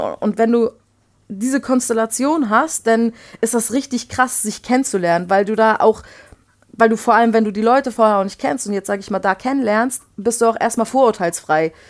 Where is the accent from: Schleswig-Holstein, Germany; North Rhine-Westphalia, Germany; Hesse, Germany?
Schleswig-Holstein, Germany; Flensburg; also born or lived in Poland / Baden-Württemberg / Bavaria; wir sind äh, mit meiner Mutter 89 nach Flensburg gezogen und dort bin ich eigentlich auch aufgewachsen